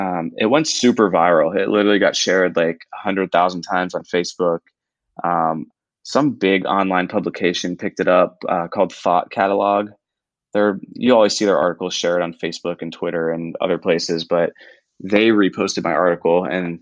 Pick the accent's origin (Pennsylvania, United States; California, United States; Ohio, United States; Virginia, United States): Pennsylvania, United States; Pittsburgh; moved away as an adult; now in Tampa, United States; I am 29 years old. I'm currently living in Tampa, Florida. I'm not originally from here. I grew up in the Pittsburgh area. And I moved down here right after college. So it was like 2013 when I first moved down here.